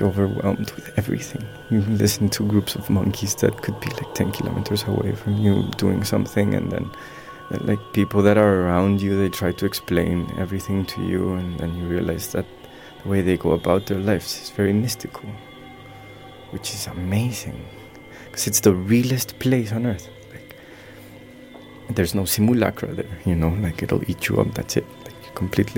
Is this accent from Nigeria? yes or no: no; Colombia; moved away; growing up in Colombia